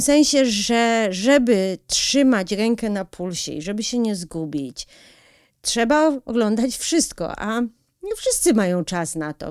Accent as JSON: {"language": "Polish", "country": "United States", "tie": "born or raised there", "moved": "yes", "lives_now": "Poland", "said": "ja się w, w, wychowałam, du, lwią część mojego dzieciństwa spędziłam w Stanach"}